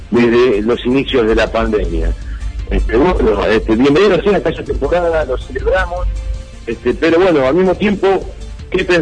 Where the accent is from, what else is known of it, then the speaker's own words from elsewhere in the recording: Mar de Ajó, Buenos Aires Province, Argentina; moved away; Yo vengo de Mar de Ajó.